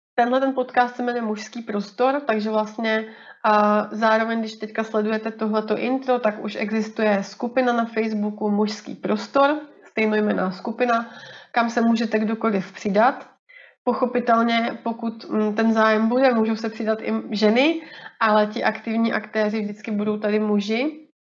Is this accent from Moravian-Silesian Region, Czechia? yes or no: yes; Rýmařov, Moravian-Silesian Region, Czechia; moved away as an adult; also born or lived in Brno; now in Plzeň, Czech Republic; pocházím původně z Moravy z takového maličkého městečka na Moravě, Rýmařov